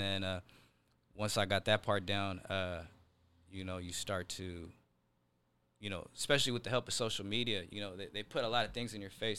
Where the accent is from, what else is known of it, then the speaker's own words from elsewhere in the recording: Seattle, Washington, United States; I'm from Seattle, uh, specifically South Seattle.